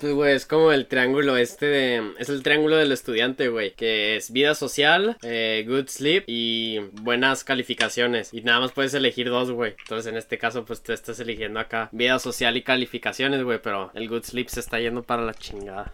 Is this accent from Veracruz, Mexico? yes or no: no; Chihuahua, Mexico; yo he estado en Chihuahua toda mi vida